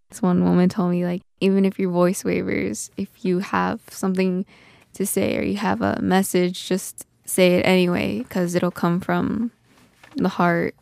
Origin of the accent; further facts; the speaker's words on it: Red Scaffold, South Dakota, United States; I grew up on Cheyenne River in a community on the west side called Red Scaffold